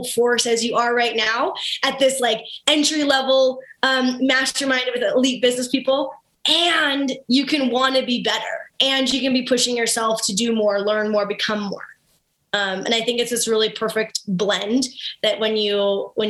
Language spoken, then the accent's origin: English; Kennedy, Saskatchewan, Canada; from Kennedy, Saskatchewan